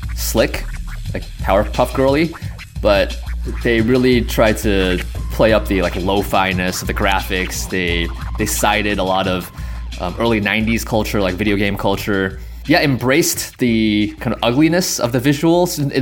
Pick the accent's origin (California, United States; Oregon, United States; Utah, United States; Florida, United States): California, United States; Cerritos; growing up in Southern California, growing up in Cerritos